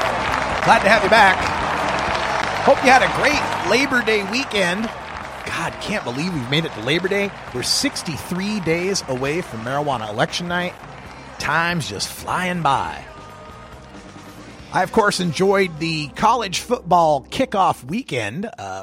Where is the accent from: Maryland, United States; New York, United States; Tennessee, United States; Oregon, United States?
Oregon, United States; we talk about my home state of Oregon and testing laboratories.